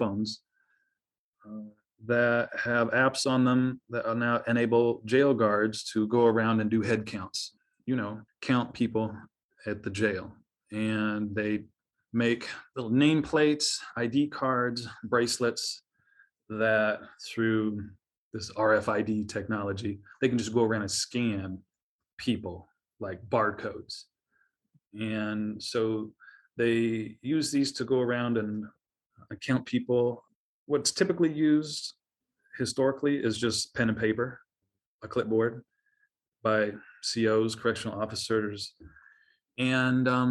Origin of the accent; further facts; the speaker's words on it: Kansas, United States; also born or lived in Los Angeles, California / Chicago, Illinois; now in Urbana-Champaign, United States; I grew up in Kansas